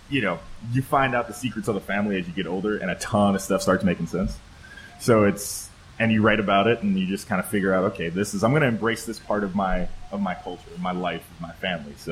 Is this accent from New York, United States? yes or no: no; Chicago, Illinois, United States; I, I, grew up in like Kingston Mines and all those places and Buddy Guys and played those places when I was like 14